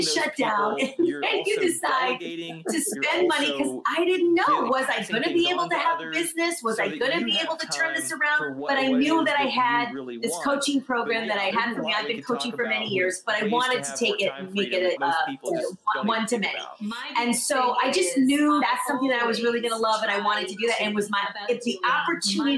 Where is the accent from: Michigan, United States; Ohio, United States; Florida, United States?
Michigan, United States; moved away as an adult; also born or lived in Los Angeles; now in New York, United States; I'm originally from Michigan and I lived in LA for 17 years and then I'm here now